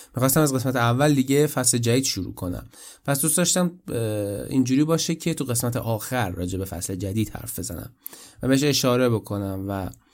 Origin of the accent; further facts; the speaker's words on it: Iran; moved away as an adult; من از ایران مهاجرت کردم